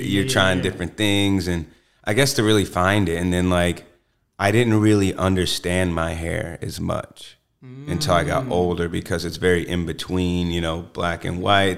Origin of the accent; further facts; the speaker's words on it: Columbus, Georgia, United States; also born or lived in Phenix City, Alabama; I grew up in Georgia